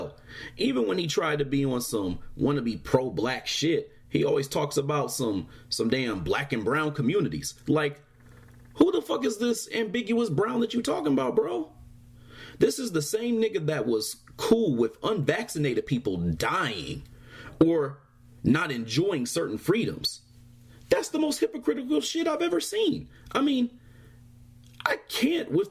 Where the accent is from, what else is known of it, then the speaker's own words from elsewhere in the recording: Michigan, United States; my home state